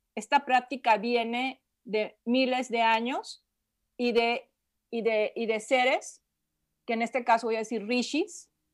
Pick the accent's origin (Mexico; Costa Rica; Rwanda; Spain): Mexico; Guadalajara, Jalisco; Soy de Guadalajara.